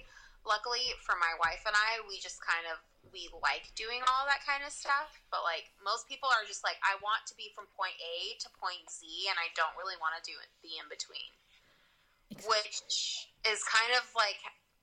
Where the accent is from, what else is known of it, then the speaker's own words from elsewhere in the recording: California, United States; also born or lived in Louisiana; California. Even though I lived in Louisiana and I've lived everywhere else, but I guess I do sound like I'm from California.